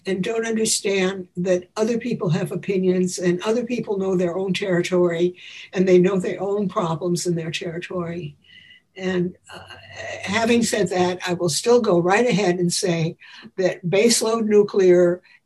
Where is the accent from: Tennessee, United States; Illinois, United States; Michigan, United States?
Illinois, United States; Chicago; When I grew up in Chicago, the air was almost unbreathable from all the coal smoke